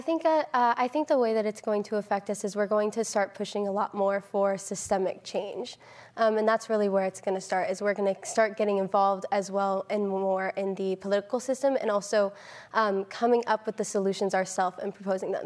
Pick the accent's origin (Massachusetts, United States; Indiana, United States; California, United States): California, United States; Northern; I grew up in Northern California